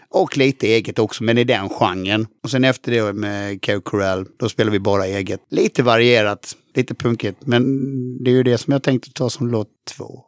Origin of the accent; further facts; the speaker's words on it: Halmstad, Halland County, Sweden; jag kommer ju från Halmstad